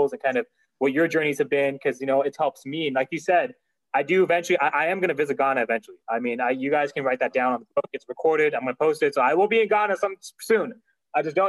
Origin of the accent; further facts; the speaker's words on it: California, United States; I'm from California, but my parents are from Pakistan. So I'm Pakistani descent. Pakistani American